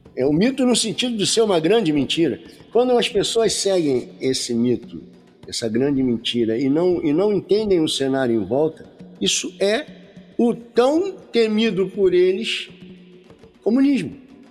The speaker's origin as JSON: {"language": "Portuguese", "region": "Rio de Janeiro", "country": "Brazil", "moved": "yes", "lives_now": "interior of Rio de Janeiro state, Brazil", "said": "eu sou carioca, né? Uhum. sou da cidade do Rio de Janeiro, mas hoje eu moro no interior do Rio"}